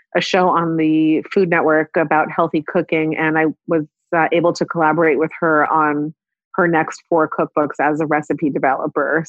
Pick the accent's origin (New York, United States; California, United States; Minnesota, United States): California, United States; Palo Alto; accent: American; moved away as an adult; now in Israel; I grew up in Palo Alto, California